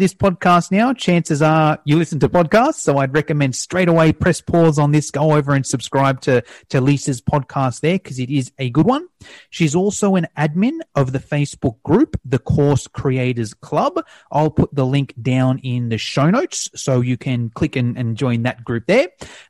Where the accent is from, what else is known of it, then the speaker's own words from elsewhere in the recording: Australia; I'm obviously Australian and I'm also a super passionate Australian as well